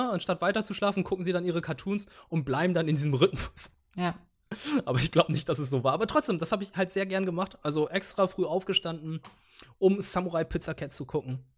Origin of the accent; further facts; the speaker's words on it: Germany; first language Vietnamese; ich bin ja zweisprachig aufgewachsen, überwiegend vietnamesisch und bei uns lief dann die ganze Zeit der Fernseher, weil ich dann dementsprechend auch ein bisschen Deutsch dabei gelernt habe